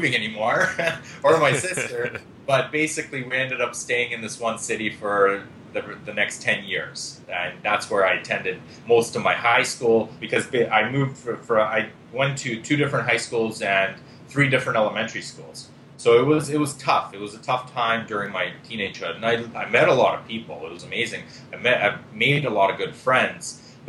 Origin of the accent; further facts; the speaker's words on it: Israel; moved away; also born or lived in Lithuania; So basically, I was born in Lithuania. 4 years old, I moved to Israel. In Israel, we moved to Israel because we're Jewish.